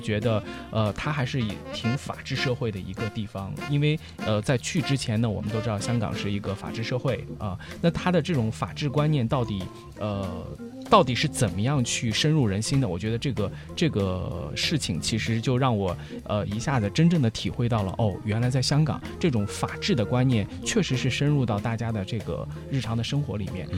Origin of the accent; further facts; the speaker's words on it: China; 我是来自中国的学生